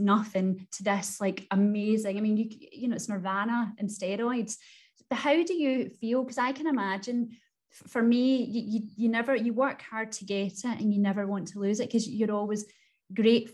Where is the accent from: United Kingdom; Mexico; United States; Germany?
United Kingdom; Clydebank, Scotland; I'm from Glasgow and I'm from, and I actually love to say, because it sort of just makes me tick, that I am from Clydebank, which is classed as one of the most deprived areas of Glasgow. And I still live here